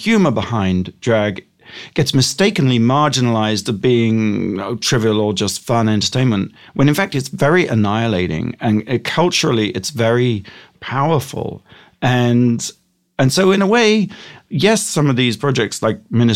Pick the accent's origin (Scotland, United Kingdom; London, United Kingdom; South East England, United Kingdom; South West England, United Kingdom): South East England, United Kingdom; Gosport; moved away as an adult; now in United States; I grew up in England